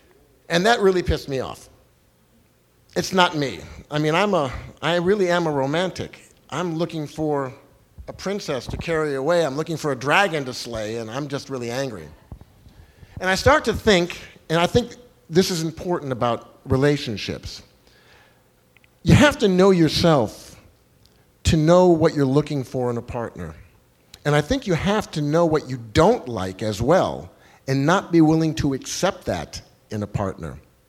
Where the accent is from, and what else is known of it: Los Angeles, California, United States